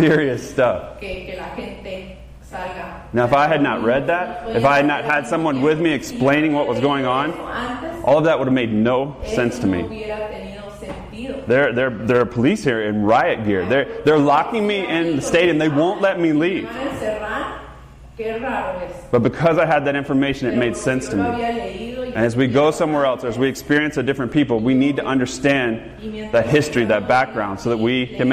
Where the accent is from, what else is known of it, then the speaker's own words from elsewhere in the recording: the South, United States; I grew up in the South